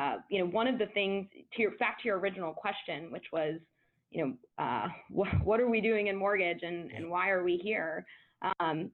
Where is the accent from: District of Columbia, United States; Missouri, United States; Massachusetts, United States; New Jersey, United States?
District of Columbia, United States; Washington; I am from Washington, D.C., and I was raised by lawyers.